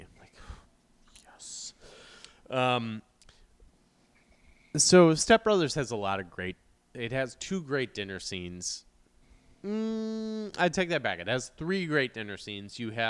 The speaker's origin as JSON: {"language": "English", "region": "Midwest", "country": "United States", "tie": "born or raised there", "said": "growing up in the Midwest"}